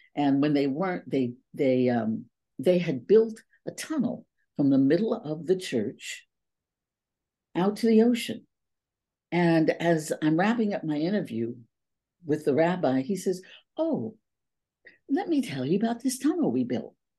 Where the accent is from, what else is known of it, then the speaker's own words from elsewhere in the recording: East Palo Alto, California, United States; moved away as an adult; also born or lived in Oakland / San Diego; now in Paris, France; I grew up in a community called East Palo Alto